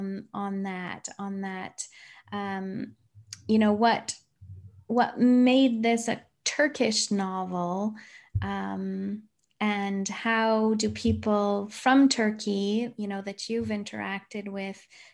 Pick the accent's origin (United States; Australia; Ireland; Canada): Canada; I grew up in Canada.